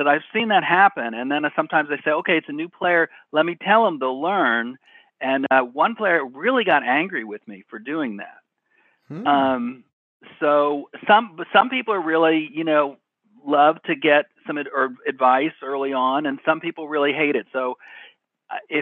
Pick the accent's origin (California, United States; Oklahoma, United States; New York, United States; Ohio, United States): Ohio, United States; Cincinnati; I grew up in Cincinnati and used to go to the Riverfront Stadium